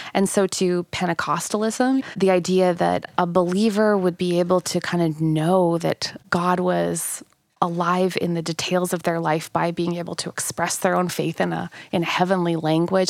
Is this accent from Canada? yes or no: yes; Manitoba, Canada; moved away; I'm from Manitoba